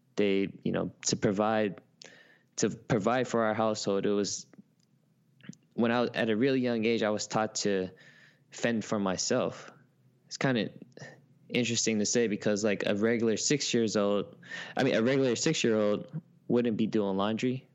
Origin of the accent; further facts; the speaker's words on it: Oakland, California, United States; moved away as an adult; also born or lived in San Francisco; now in New York, United States; I was born in San Francisco, but raised in Oakland, California.